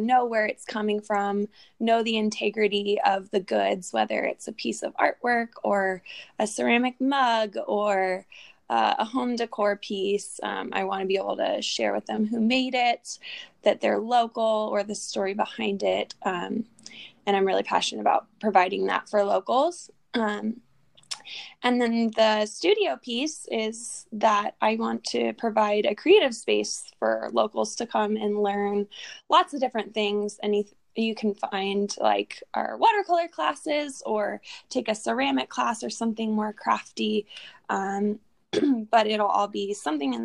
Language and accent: English; Garden Valley, California, United States; also born or lived in Placerville, California; I was born in Placerville, grew up in Garden Valley, and now I found myself back in Placerville.